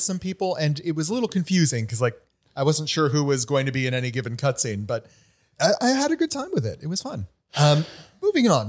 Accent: New England, United States; now in Los Angeles, United States; I grew up in New England.

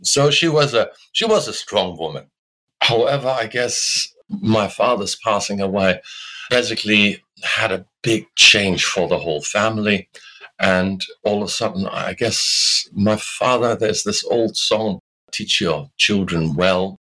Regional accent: Germany; moved away as an adult; now in Australia; And I was able to postpone conscription, which we still had in those days in Germany, the military draft, you know.

